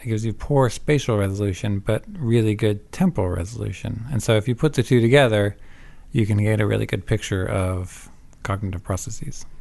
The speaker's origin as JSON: {"language": "English", "region": "Vermont", "country": "United States", "tie": "born or raised there", "also_born_or_lived": "Savannah, Georgia / Canada / New Jersey", "said": "I'm not Canadian, but I did grow up in Vermont"}